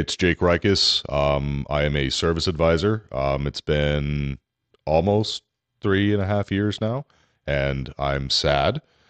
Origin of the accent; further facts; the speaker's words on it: Los Angeles, California, United States; I was born in Woodland Hills.